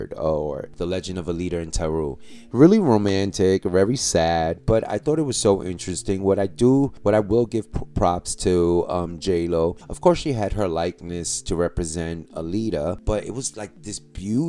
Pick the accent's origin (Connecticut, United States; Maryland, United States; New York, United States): New York, United States; my hometown, New York